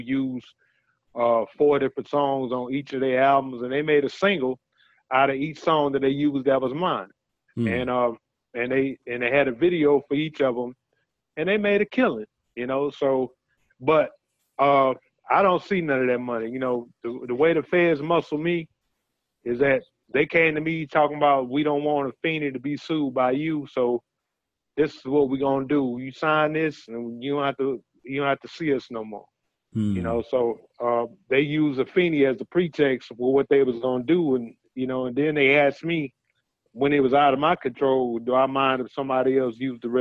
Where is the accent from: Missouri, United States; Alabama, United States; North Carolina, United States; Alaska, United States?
North Carolina, United States; Winston-Salem; I was born in Winston-Salem, North Carolina